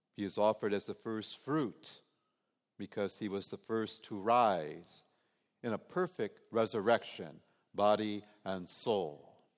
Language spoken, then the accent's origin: English; Detroit, Michigan, United States; growing up in Detroit